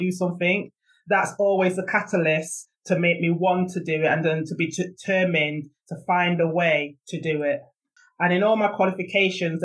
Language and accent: English; Manchester, North West England, United Kingdom; now in Lewes, United Kingdom; I grew up in Moss Side, and at the time, Moss Side was very notorious